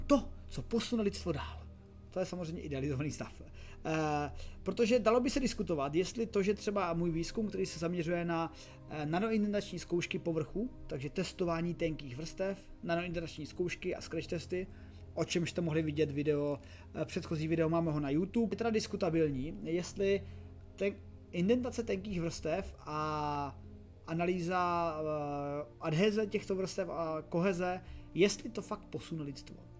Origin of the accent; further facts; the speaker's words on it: Czechia; jsem z České republiky